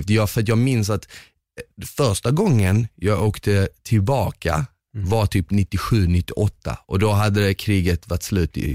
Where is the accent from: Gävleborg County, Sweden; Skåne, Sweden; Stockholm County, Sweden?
Skåne, Sweden; Malmö; Swedish is a second language; also born or lived in Bosnia; Jag växte mm. upp i Rosengård då.